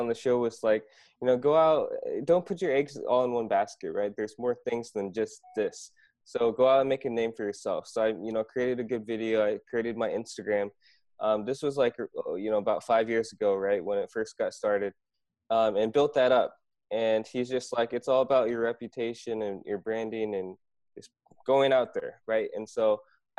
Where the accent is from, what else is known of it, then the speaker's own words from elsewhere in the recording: Iowa, United States; moved away as an adult; also born or lived in Korea; now in South Korea; I grew up in Iowa, pretty much went to school there, high school, college